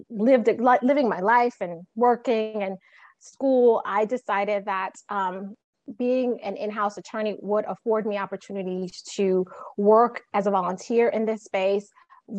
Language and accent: English; New York City, New York, United States; I was born and raised in Brooklyn, New York